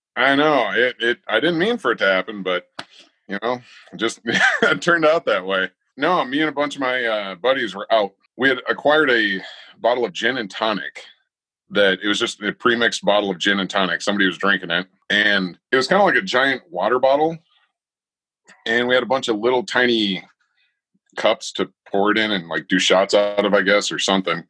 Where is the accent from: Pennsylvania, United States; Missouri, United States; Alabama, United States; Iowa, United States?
Iowa, United States; I was uh, born and raised in Iowa